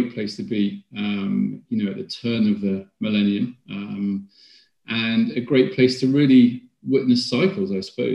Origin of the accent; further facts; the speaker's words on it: West Midlands, United Kingdom; moved away as an adult; also born or lived in Sheffield / Birmingham / France; now in London, United Kingdom; I then went to school in the Midlands